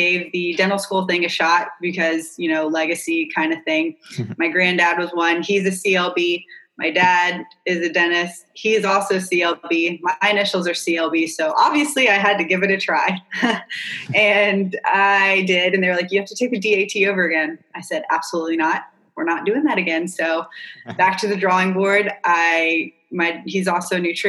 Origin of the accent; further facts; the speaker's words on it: North Carolina, United States; moved away as an adult; also born or lived in California / Wrightsville Beach, North Carolina; now in Charleston, United States; I grew up in North Carolina